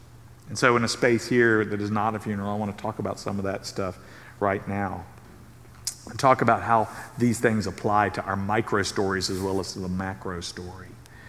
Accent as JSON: {"language": "English", "region": "Southern United States", "country": "United States", "tie": "born or raised there", "said": "I mean, I grew up in the South."}